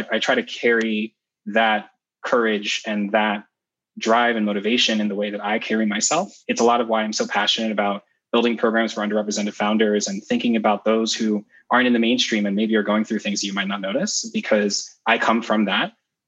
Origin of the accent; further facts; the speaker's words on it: Kumasi, Ashanti, Ghana; born there; So I was actually born in Ghana and I was born in Kumasi, which is the center of the Ashanti group within Ghana. Both of my parents were born in villages in that region.